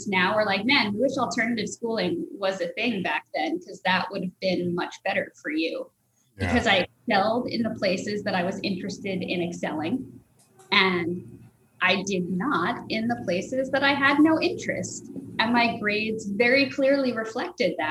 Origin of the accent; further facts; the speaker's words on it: New Jersey, United States; also born or lived in Brooklyn, New York / Rosedale, Queens, New York / Boston; I grew up in New York, New Jersey.